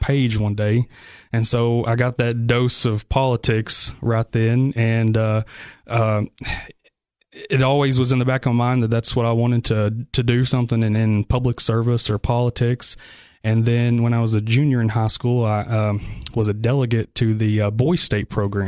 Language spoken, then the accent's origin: English; Spencer, Tennessee, United States; also born or lived in McMinnville, Tennessee / Sparta, Tennessee; I'm from the Upper Cumberland